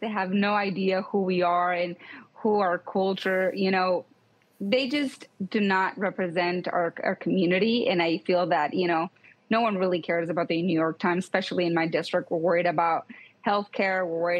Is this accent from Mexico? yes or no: yes; Mexico; now in United States; I'm an immigrant. I'm from Mexico.